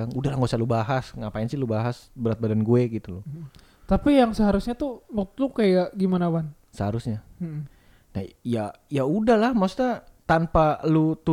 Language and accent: Indonesian; West Java, Indonesia; gue juga orang gue orang Sunda